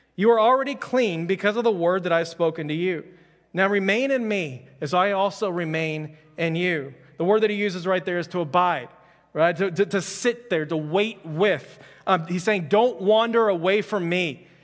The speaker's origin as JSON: {"language": "English", "town": "Houston", "region": "Texas", "country": "United States", "tie": "born or raised there", "said": "I'm from Houston"}